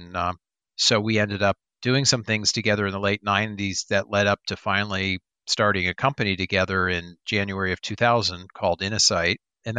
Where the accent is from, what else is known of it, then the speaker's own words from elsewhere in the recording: Florida, United States; I grew up in South Florida.